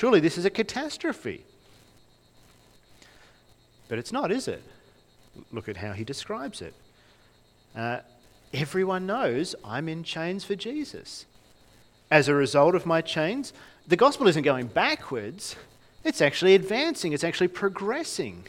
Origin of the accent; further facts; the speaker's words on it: Launceston, Tasmania, Australia; I grew up in Launceston